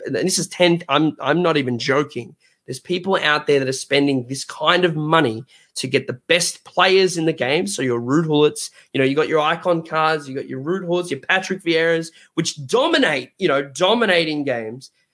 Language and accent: English; Australia; I'm from Australia.